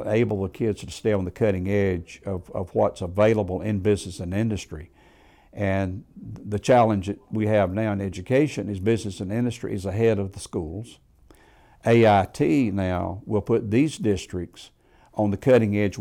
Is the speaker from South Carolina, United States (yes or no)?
yes; Greenville County, Upstate South Carolina, United States; also born or lived in Columbia, South Carolina; the upstate is home. I was born in Greenville County